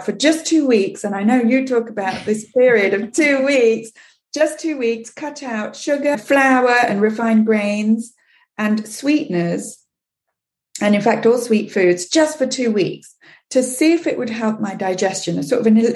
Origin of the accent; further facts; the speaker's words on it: England, United Kingdom; moved away as an adult; now in Quebec, Canada; I grew up in England